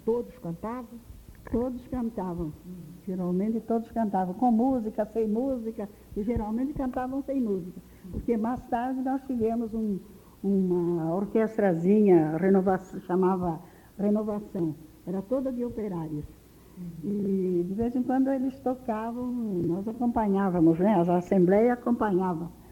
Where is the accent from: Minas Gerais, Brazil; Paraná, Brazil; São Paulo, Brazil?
São Paulo, Brazil; Espírito Santo do Pinhal; now in Rio de Janeiro, Brazil; do Espírito Santo do Pinhal, onde eu nasci